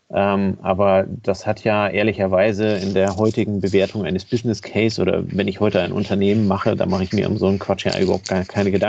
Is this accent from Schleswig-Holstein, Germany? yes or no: yes; Kiel, Schleswig-Holstein, Germany; Von daher bin ich als Kieler immer davon ausgegangen